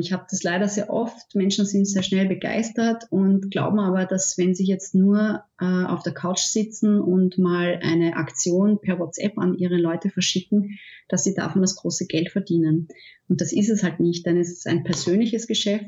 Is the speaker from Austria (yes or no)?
yes; Austria; ich komme aus Österreich, ich wohne in der Nähe von Wien